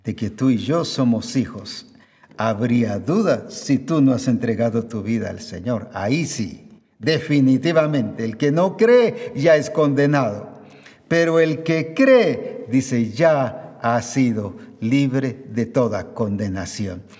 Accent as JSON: {"language": "Spanish", "country": "Guatemala", "said": "como decimos aquí en Guatemala"}